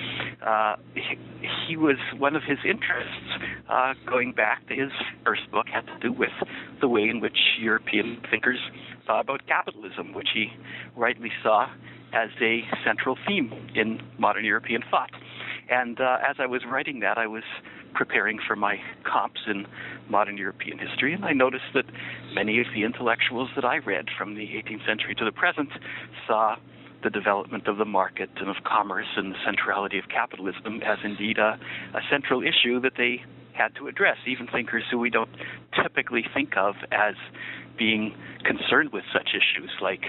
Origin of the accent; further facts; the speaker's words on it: Niagara Falls, Ontario, Canada; moved away as an adult; also born or lived in Jerusalem, Israel / New York, United States; now in Washington, D.C., United States; I was born in Niagara Falls, Ontario, and that's where I grew up for the first 18 years of my life